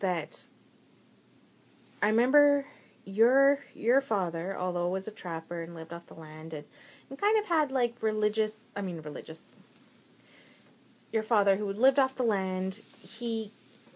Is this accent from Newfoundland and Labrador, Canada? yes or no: no; Alberta, Canada; I was born in Alberta